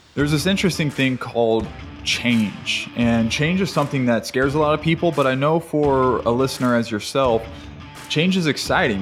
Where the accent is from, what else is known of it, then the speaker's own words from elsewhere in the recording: Hawaii, United States; also born or lived in Orange County, California; now in Summerlin, United States; I even grew up in Hawaii